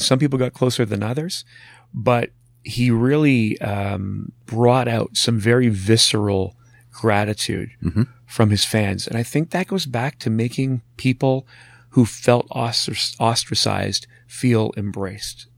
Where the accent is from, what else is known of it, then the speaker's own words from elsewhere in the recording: Marathon, Ontario, Canada; growing up in Marathon